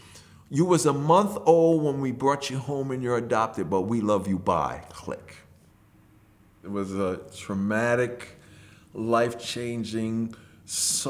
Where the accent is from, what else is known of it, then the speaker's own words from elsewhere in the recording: New York City, New York, United States; moved away as an adult; also born or lived in Freeport, New York / Bayside, Queens; now in New Jersey, United States; when I moved from Hollis, I moved to Freeport. When I met my wife, we got married, we moved to Bayside. And then from Bayside, we moved to Jersey. So now I'm living in Jersey.